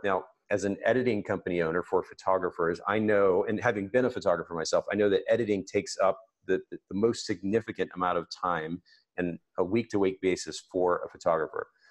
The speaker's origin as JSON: {"language": "English", "country": "Japan", "tie": "born or raised there", "moved": "yes", "said": "I grew up in Japan, so the, the Japanese kanji characters are particularly uh, meaningful to me"}